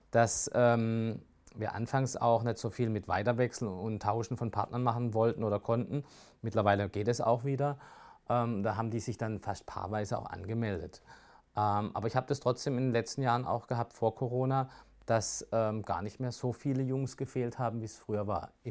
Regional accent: Rastatt, Baden-Württemberg, Germany; also born or lived in Offenburg; Also ich muss schon sagen, Rastatt ist meine Heimat. Ähm, ich bin in Offenburg geboren, bin aber mit drei oder vier nach Rastatt gekommen durch meine Eltern.

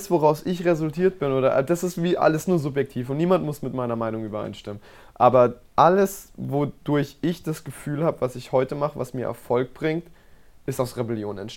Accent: Baden-Baden, Baden-Württemberg, Germany; die Natur, die Menschen, ähm, ja, ein, ein, ein Wort, zwei Wörter, Baden-Baden, das ist meine

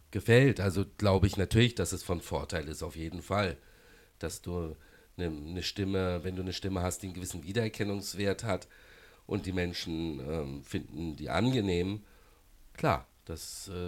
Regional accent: Baden-Baden, Baden-Württemberg, Germany; also born or lived in Karlsruhe; ich habe auch früher in Karlsruhe gelebt, ähm, bin aus Baden-Baden. Das natürlich als Badener der KSC äh, emotional vielleicht mal näher ist.

